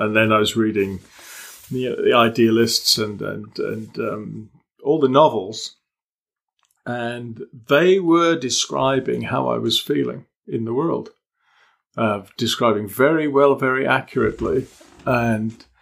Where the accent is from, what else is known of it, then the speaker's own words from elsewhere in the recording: Malta; also born or lived in England; now in United Kingdom; I grew up in Malta, and when I came back to England, it was very abrupt.